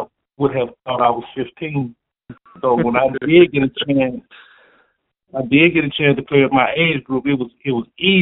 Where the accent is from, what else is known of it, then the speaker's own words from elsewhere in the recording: Southwest Georgia, United States; also born or lived in Cincinnati, Ohio; to Southwest Georgia, to my hometown